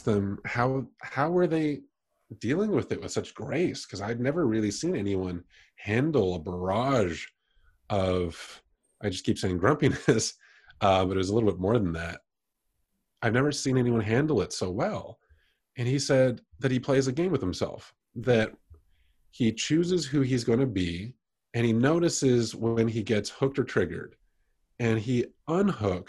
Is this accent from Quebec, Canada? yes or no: no; Toronto, Ontario, Canada; moved away as an adult; also born or lived in London, Ontario, Canada / South Korea / India / Bali, Indonesia; now in New York, United States; I was born in London, Ontario, Canada, grew up mostly in Toronto and lived around there through my youth